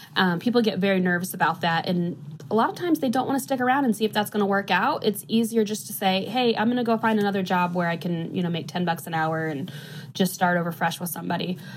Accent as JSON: {"language": "English", "area": "DeMotte", "region": "Northwest Indiana", "country": "United States", "moved": "yes", "lives_now": "Indianapolis, United States", "said": "I'm from Northwest Indiana, but I have been in Indy for over 10 years now"}